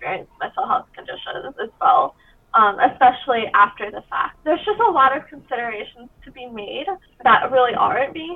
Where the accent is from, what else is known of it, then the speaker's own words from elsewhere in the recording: Virginia, United States; growing up in Virginia specifically, which is, you know, a southern state